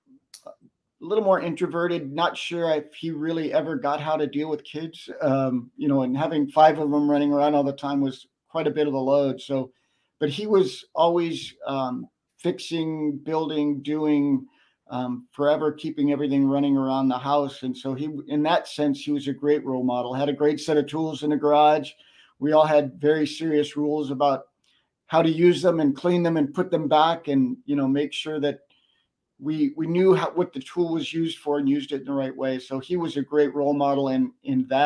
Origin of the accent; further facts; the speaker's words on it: Covina, California, United States; also born or lived in Westerly, Rhode Island / Connecticut; that was the formative growing up years, was in Covina, California, at the San Gabriel Valley, right up against the mountains.